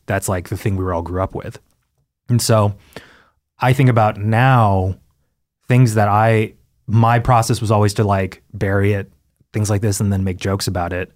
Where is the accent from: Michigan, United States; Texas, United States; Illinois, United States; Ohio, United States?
Texas, United States; now in Los Angeles, United States; growing up in Texas